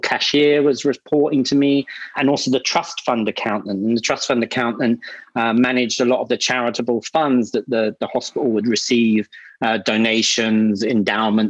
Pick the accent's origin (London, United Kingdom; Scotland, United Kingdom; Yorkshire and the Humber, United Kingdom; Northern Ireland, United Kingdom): London, United Kingdom; moved away as an adult; now in Singapore; I'm in Singapore, but I was brought up in London, an Irish family, so I'm of an Irish background, but I grew up in Northwest London